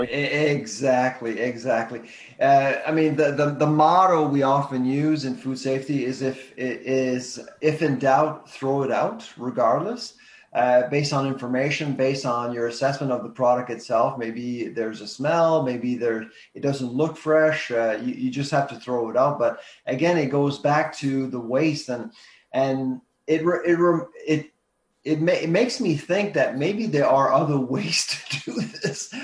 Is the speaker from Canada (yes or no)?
yes; Canada